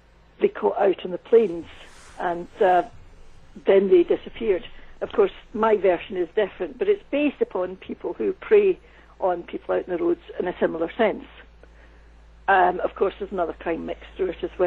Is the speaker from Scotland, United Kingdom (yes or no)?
yes; Scotland, United Kingdom; moved away as an adult; also born or lived in United States; I did work in the States for many years, and there's one thing I know, it's about working in the USA as a Scottish woman.